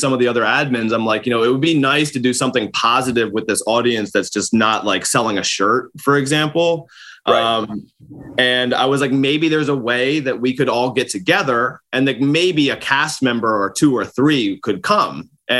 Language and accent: English; Baltimore, Maryland, United States; I'm from Baltimore.